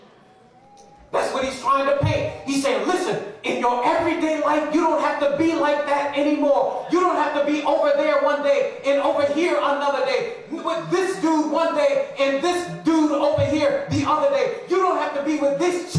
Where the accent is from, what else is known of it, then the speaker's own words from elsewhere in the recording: Trinidad & Tobago; I'm from Trinidad and Tobago